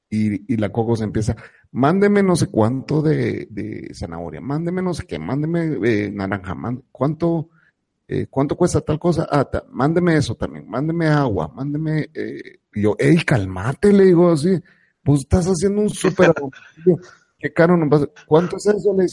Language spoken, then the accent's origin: Spanish; San Salvador, El Salvador; Pero nosotros que venimos de San Salvador, que regularmente está 25, 28, ¿me entendés?